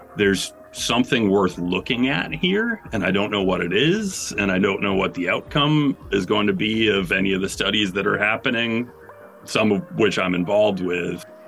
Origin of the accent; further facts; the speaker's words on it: Bangor, Maine, United States; I grew up in Bangor, Maine, which is fairly north.